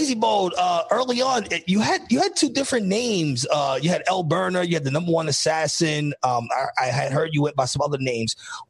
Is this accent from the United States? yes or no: yes; New York, United States; I grew up in New York.